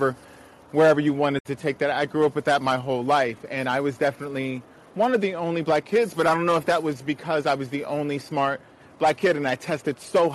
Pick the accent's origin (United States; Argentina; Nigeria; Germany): United States; Montgomery County, Maryland; growing up in Montgomery County schools, it was very mixed, predominantly white